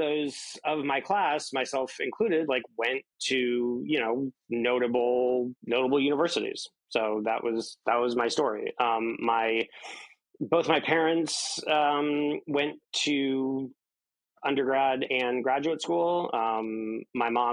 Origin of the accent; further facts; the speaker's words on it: in Kansas, United States; I grew up in an fairly affluent suburb of Kansas City, Kansas City, Missouri being the city, even though like my little suburb is in Kansas